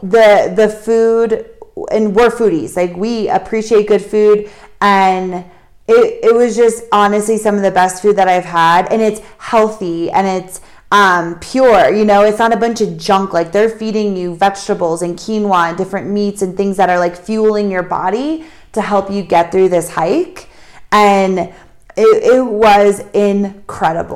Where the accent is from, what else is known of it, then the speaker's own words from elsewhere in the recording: United States; We come from the States